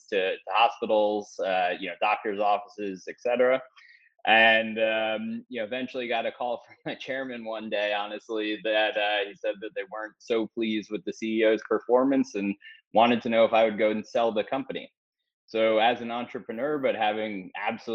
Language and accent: English; New York City, New York, United States; I grew up in New York City